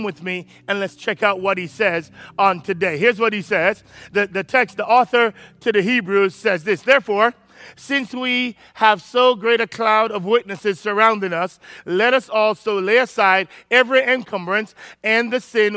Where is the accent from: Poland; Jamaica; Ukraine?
Jamaica; I'm Jamaican